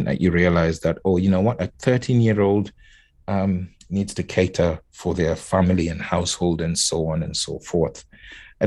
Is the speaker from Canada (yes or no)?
no; Nairobi, Kenya; I was born and raised in Kenya. So, and as a child, I was born in Nairobi